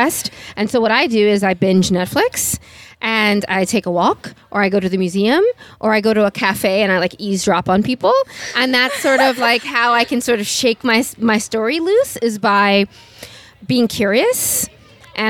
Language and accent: English; New York City, New York, United States; I'm from New York City